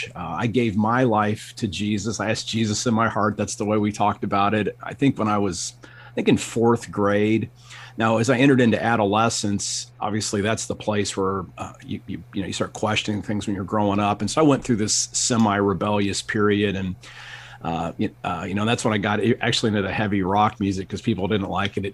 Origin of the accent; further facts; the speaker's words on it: Akron, Ohio, United States; moved away; I grew up in Akron, Ohio, and my parents still live up in Northeast Ohio